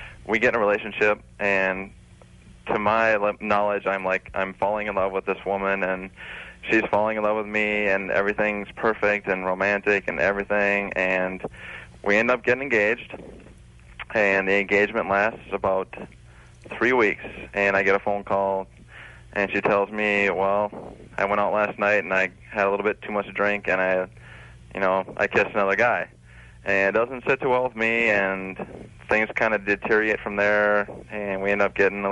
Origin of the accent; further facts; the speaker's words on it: Minnesota, United States; I'm from Minnesota